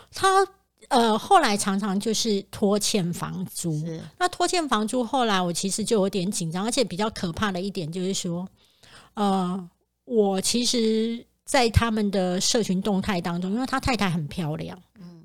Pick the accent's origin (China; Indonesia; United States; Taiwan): Taiwan; Kaohsiung; moved away; 我高雄老家的老公寓